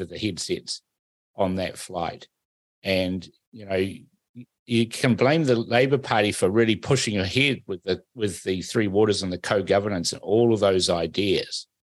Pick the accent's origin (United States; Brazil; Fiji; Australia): Fiji; now in New Zealand; I was born in Fiji. I'm a Fijian